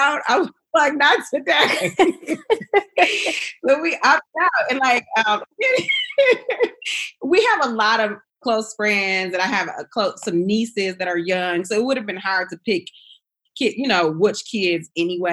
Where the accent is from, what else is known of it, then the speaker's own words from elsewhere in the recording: Flint, Michigan, United States; now in Atlanta, United States; we're both from Flint, Michigan